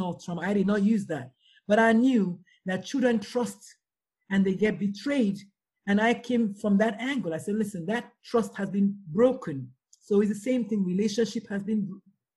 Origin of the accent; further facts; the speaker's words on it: Nigeria; I'm Nigerian